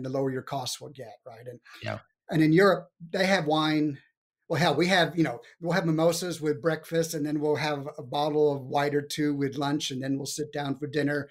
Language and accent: English; San Antonio, Texas, United States; moved away; I'm from San Antonio originally